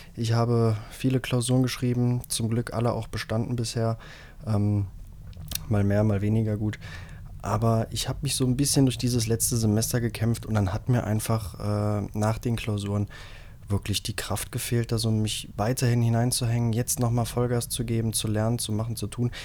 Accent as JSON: {"language": "German", "region": "Rhineland", "country": "Germany", "said": "bei uns im Rheinland"}